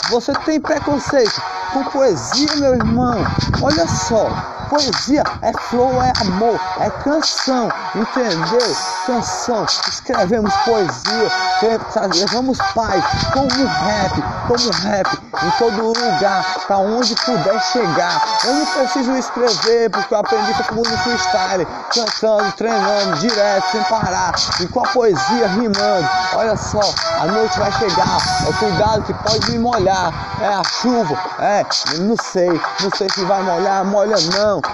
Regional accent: Brazil

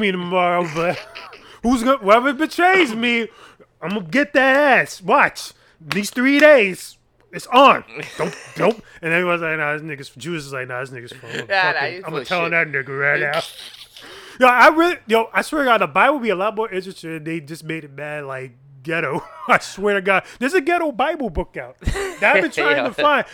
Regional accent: New York City, New York, United States; we're from the Bronx. I'm the Bronx

